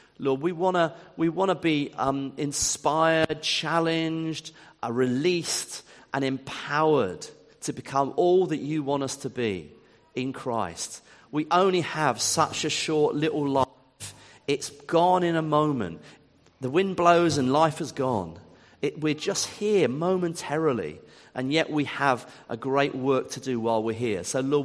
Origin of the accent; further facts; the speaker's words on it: Ipswich, East of England, United Kingdom; also born or lived in Eastbourne / Wimbledon; now in Worthing, United Kingdom; I'm from Ipswich. That's my hometown.